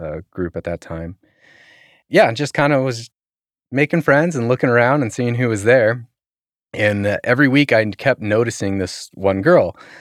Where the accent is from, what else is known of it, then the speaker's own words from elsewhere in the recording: Burbank, California, United States; I grew up in Burbank